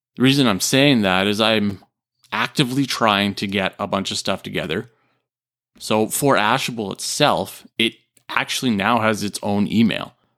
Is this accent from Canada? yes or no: yes; Canada; also born or lived in Japan; I'm a Canadian